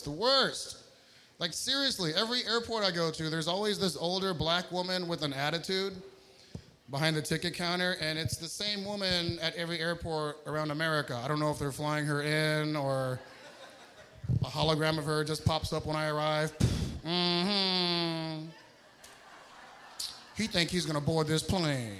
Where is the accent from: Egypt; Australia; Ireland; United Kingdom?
Egypt; that's where I'm from Egypt.